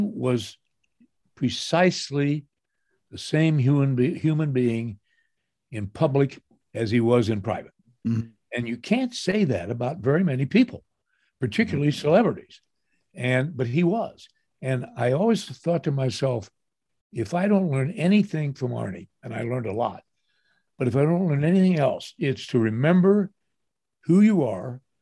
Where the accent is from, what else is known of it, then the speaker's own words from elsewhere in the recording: Athens, Ohio, United States; moved away as an adult; also born or lived in Charlottesville, Virginia; where I grew up in Ohio, in Athens, Ohio